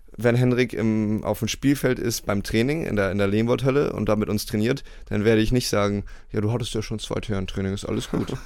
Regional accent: Bremerhaven, Bremen, Germany; moved away as an adult; also born or lived in United States; als ich 18 war, mhm. bin ich aus Bremerhaven weggegangen und dann nach Amerika ähm, aufs College

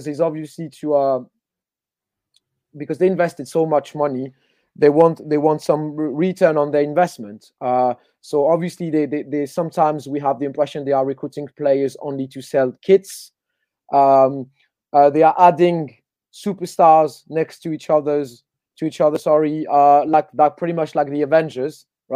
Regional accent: Paris, Île-de-France, France; moved away as an adult; now in London, United Kingdom; I'm a born and raised Parisian. So it's my local club. So I moved to London 5 years ago, but I was born in Paris.

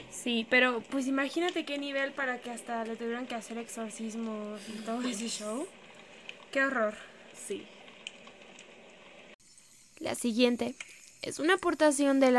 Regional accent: Chimaltenango, Guatemala; Soy de Guatemala, de un pueblo del departamento de Chimaltenango.

